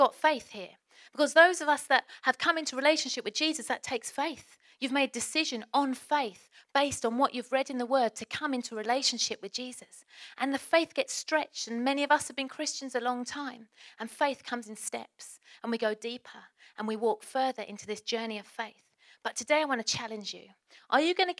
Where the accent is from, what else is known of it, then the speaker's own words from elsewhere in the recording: Essex, East of England, United Kingdom; accent: Essex; I'm going to go a little bit more Essex than normal